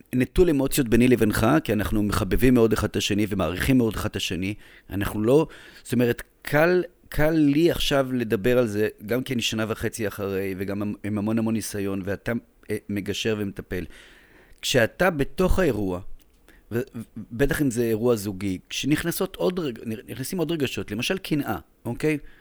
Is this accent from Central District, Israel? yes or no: no; Jerusalem, Jerusalem District, Israel; moved away as an adult; now in Tel Aviv, Israel; אני ירושלמי דתי מבני עקיבא